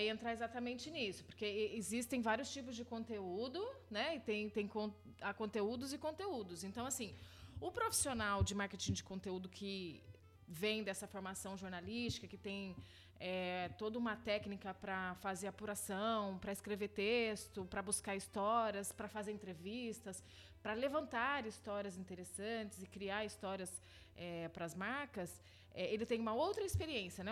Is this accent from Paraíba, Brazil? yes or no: no; São José dos Campos, São Paulo, Brazil; moved away as an adult; also born or lived in South of Minas Gerais / Paris / Rio de Janeiro; Mineiro de São José dos Campos e fui criada aqui na cidade